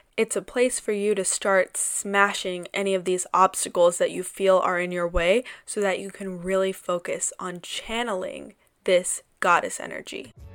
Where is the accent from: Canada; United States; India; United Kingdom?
India; South India; I am a darker skinned Indian woman. I'm South Indian